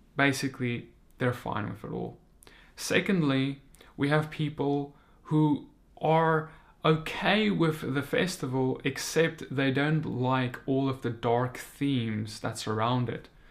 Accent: South Africa; moved away as an adult; now in United States; I'm a South African. I recently moved to the United States

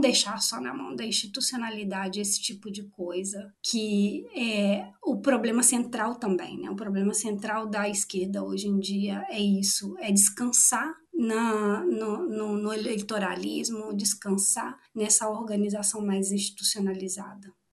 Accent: interior of Minas Gerais, Brazil; moved away as an adult; also born or lived in Valparaíso, Chile; now in Chile; Eu sou do, do interior de Minas Gerais

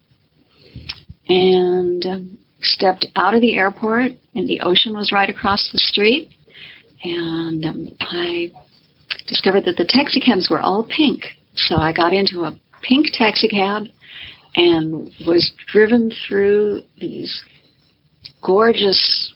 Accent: right outside of Minneapolis, Minnesota, United States; moved away as an adult; now in Key West, United States; I grew up right outside of Minneapolis.

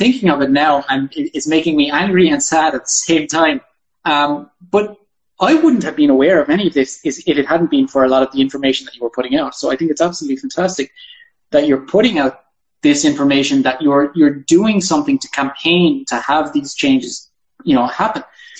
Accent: Ireland; moved away; me just being Irish and, you know, coming from a different system

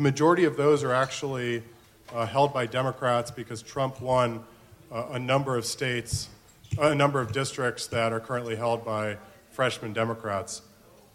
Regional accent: Florida, United States; my home state of Florida

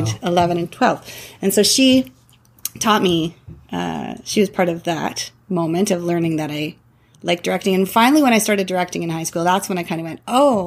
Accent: Toronto, Ontario, Canada; moved away as an adult; also born or lived in British Columbia; I grew up in Toronto

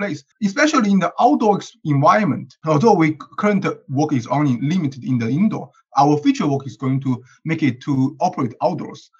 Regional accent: China; now in Berkeley, United States; I'm from China, and I'm currently a PhD student at UC Berkeley

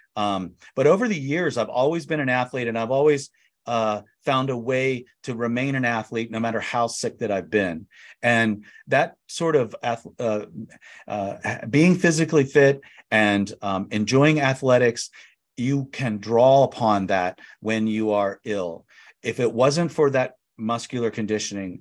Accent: Annapolis, Maryland, United States; moved away as an adult; also born or lived in Calvert County, Maryland / New York / Phoenix; now in San Diego, United States; I grew up near Annapolis, Maryland, and Calvert County, Maryland

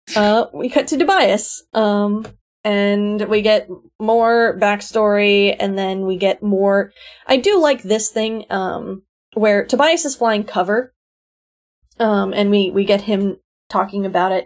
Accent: South Florida, United States; I grew up in South Florida

